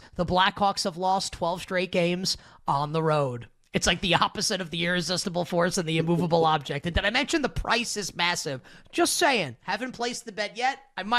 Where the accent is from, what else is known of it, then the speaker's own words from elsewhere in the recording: New York, United States; Listen, I'm a New Yorker